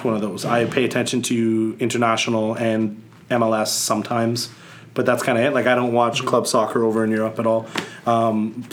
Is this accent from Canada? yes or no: yes; Winnipeg, Manitoba, Canada; I actually grew up a CFL fan. My parents always took me to Bomber games